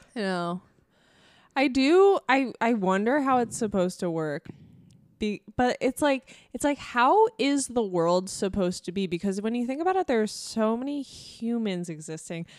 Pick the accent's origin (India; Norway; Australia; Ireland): Ireland; me being Irish